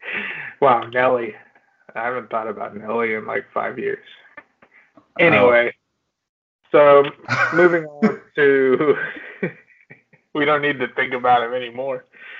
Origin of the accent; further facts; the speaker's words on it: Oklahoma, United States; We're from Oklahoma.